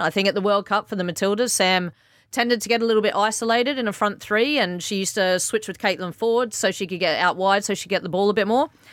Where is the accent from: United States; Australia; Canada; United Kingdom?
Australia; I'm Australian